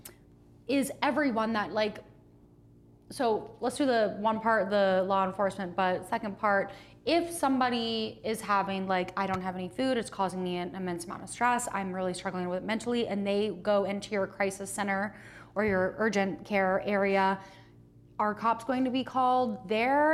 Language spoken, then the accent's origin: English; Florida, United States; now in Oklahoma, United States; I'm from Florida